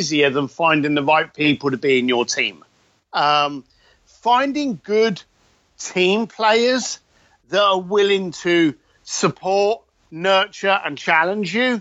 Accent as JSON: {"language": "English", "region": "London", "country": "United Kingdom", "said": "I'm a bricklayer from East London that rides around on motorcycles and drinks too much whiskey"}